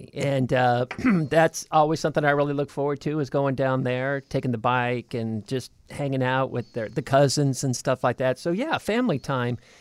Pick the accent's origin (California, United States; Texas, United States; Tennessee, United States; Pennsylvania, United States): California, United States; moved away; I'm from California